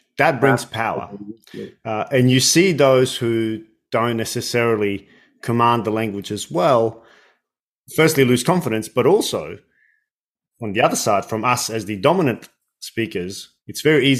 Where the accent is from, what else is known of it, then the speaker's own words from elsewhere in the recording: Australia; first language English; as native English speakers, certainly in Australia